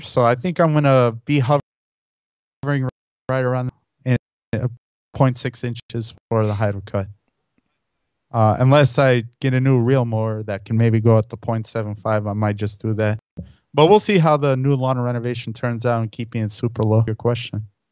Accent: Chicago, Illinois, United States; also born or lived in Elmhurst, Illinois / Saint Charles, Illinois; now in Naperville, United States; I was born and raised in the city of Chicago in the near West Side, and then, uh, towards, uh, like, uh, grade school time, I moved to Elmhurst, uh, which is a suburb of Chicago.

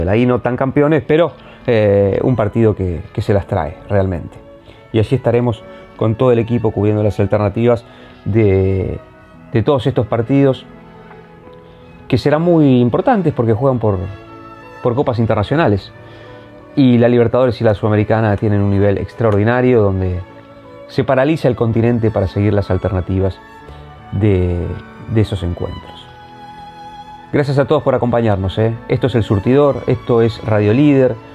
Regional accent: Argentina; porque seamos sinceros, como argentinos lo tenemos un poquito olvidado y tenemos que hacer un mea culpa.

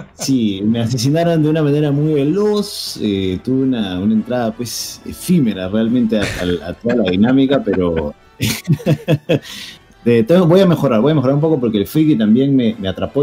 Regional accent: Peru; aquí en mi país, en el Perú

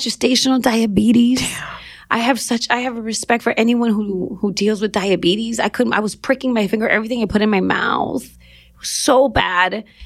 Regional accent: Los Angeles, California, United States; Born and raised in Los Angeles, mid city

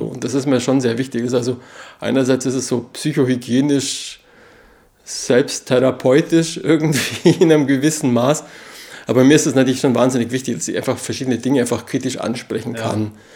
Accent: Allgäu, Bavaria, Germany; das steht für Heimat, also für meine Heimat

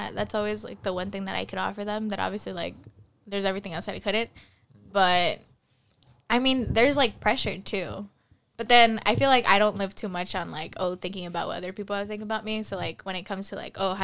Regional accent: California, United States; I'm from California.

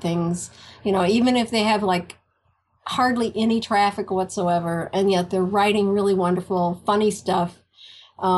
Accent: Iowa, United States; my hometown, in my office in Iowa

